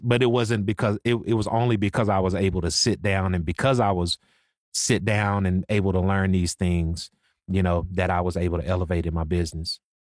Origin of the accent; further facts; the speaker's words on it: Waco, Texas, United States; also born or lived in Dallas, Texas; I'm from Waco. So I'm from Waco, Texas, but I've been in Dallas for since, like, two thousand, two thousand one